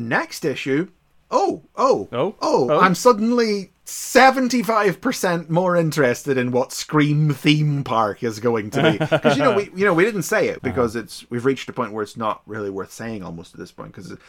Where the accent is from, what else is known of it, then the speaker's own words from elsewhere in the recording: Ireland; I'm Irish